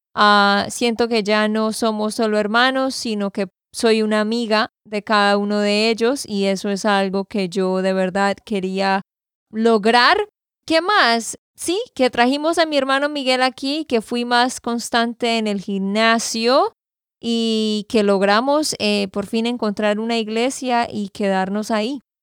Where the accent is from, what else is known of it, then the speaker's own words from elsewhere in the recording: Santander, Colombia; de Santander, Colombia